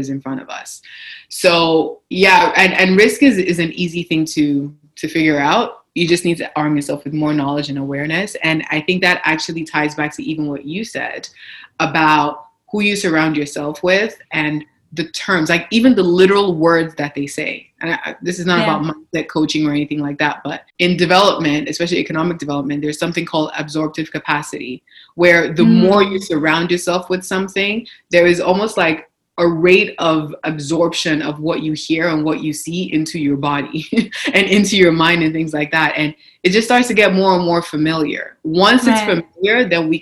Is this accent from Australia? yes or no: no; Nigeria; now in Canada; I didn't grow up in Canada. I grew up in Nigeria